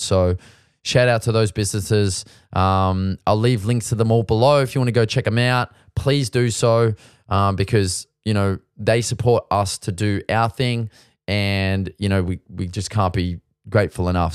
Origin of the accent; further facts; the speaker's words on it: Sydney, New South Wales, Australia; moved away as an adult; now in Melbourne, Australia; we're kinda foreigners. We come from Sydney